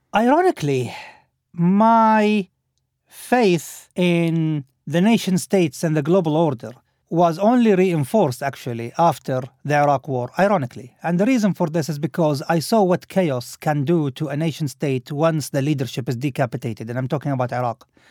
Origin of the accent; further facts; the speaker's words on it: Al Khobar, Eastern Province, Saudi Arabia; moved away; my hometown also, from Al-Khubar